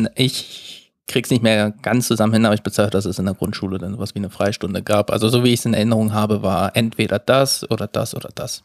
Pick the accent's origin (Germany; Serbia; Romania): Germany; Saxony-Anhalt; moved away; also born or lived in Baden-Württemberg; Ich komme aus Sachsen-Anhalt. Ich bin vier